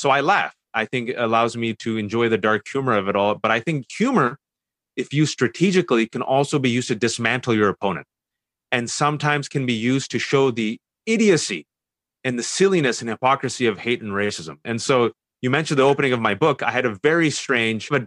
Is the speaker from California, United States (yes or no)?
yes; Fremont, California, United States; I was born and raised in the Bay Area, California, Fremontistan to be exact